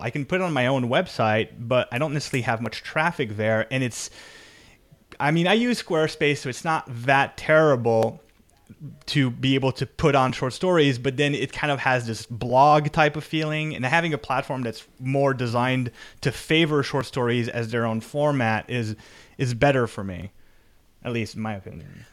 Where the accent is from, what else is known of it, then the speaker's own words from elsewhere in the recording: Canada; I'm Canadian